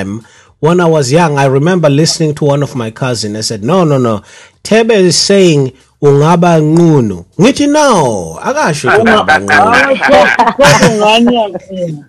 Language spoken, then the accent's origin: English; South Africa; now in Danbury, United States; I grew up Kwanongoma